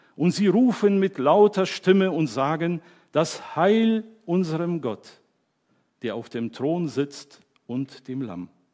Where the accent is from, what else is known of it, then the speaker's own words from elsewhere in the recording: Germany; ich bin Deutscher